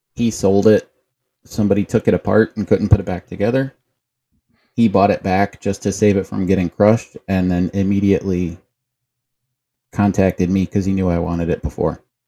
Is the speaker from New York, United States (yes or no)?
no; Cleveland, Ohio, United States; I'm from Cleveland, and we, when I was born, lived in a duplex in the city